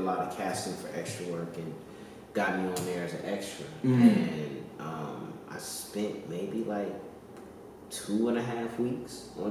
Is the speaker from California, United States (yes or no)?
yes; Inglewood, California, United States; I'm from Inglewood, California. Born and raised.